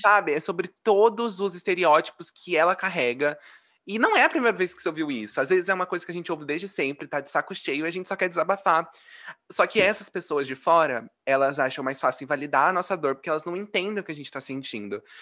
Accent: Brazil; eu nasci no mesmo país que você

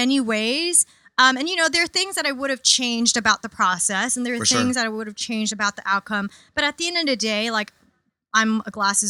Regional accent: New York City, New York, United States; I grew up in Queens, super diverse.

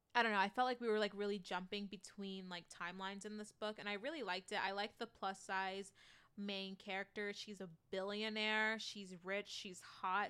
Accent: United States; I am that American

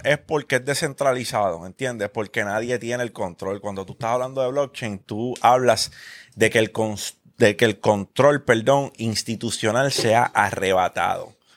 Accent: Carolina, Puerto Rico; Yo me crié en Parque Ecuestre. yo viví 12 años de mi vida en Parque Ecuestre.

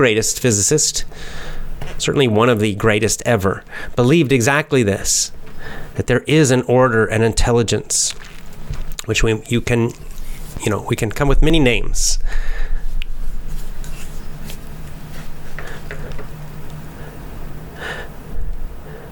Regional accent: United States; accent: standard American; I have a normal American accent, standard American accent

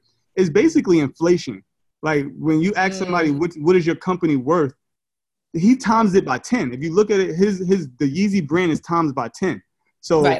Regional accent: New York City, New York, United States; I'm from Brooklyn.

